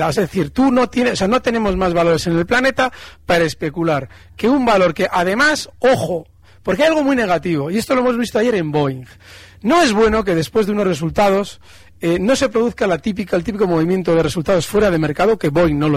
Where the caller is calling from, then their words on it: Madrid, Community of Madrid, Spain; de Madrid.